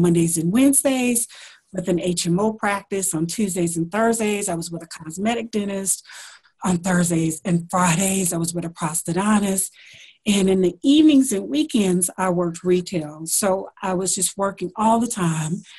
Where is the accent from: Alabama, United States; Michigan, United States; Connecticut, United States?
Alabama, United States; moved away; also born or lived in Washington, D.C.; I am from Alabama, so I went to school there.